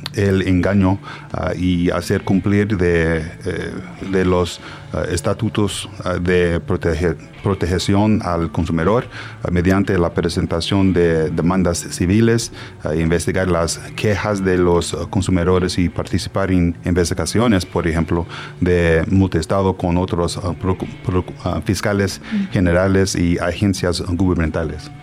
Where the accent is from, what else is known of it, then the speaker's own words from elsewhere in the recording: Dallas, Texas, United States; Spanish is a second language; moved away; also born or lived in Puebla, Mexico; yo nací en Dallas, Texas